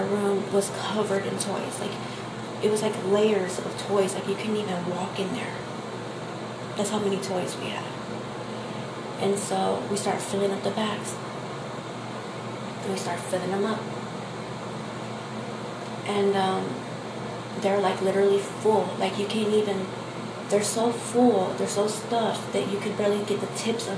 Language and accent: English; Texas, United States; I am from Texas